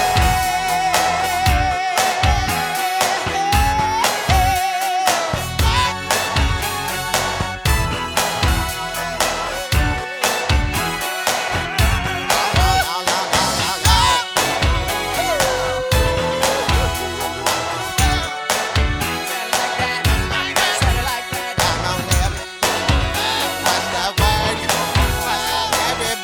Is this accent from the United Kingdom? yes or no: yes; London, United Kingdom; also born or lived in Feltham; I grew up in London